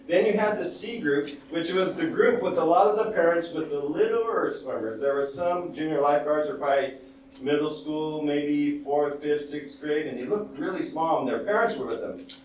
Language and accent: English; United States; I'm Hispanic, I grew up in the United States, but I'm an American